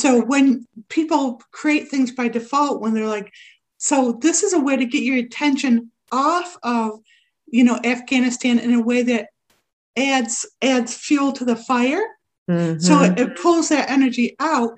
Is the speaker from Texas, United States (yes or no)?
no; Rochester, New York, United States; my hometown, which I didn't find out till recently, Rochester, New York